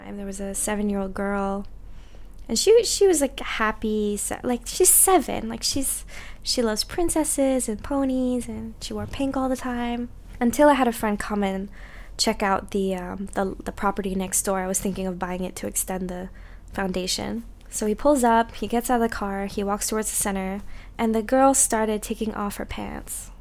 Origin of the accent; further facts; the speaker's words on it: Singapore; I actually moved home to Singapore